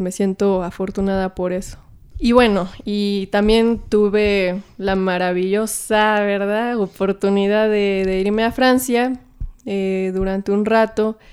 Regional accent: Naucalpan, State of Mexico, Mexico; moved away as an adult; now in Mexico City, Mexico; en donde me crié, en Lo Más Verdes

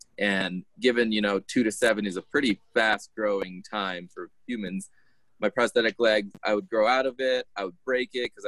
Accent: Connecticut, United States; born there; So I was born in Connecticut, so I'm an American citizen based off that.

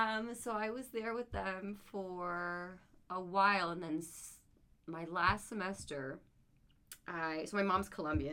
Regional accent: California, United States; born and raised in California.

